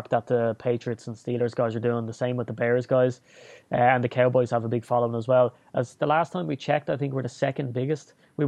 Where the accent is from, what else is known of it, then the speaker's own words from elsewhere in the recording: Ireland; also born or lived in Dublin; being Irish, it's kind of, you know, you're born with a list of 10 standard pubs that are the ones to go